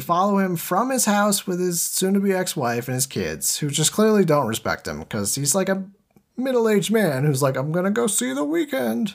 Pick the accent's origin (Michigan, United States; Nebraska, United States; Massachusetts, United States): Massachusetts, United States; moved away; also born or lived in Boston; I'm from Massachusetts